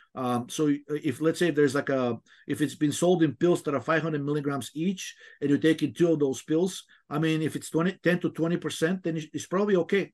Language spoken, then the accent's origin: English; Bulgaria; moved away; I remember when I was growing up in, I'm originally from Bulgaria, it was still a communist country.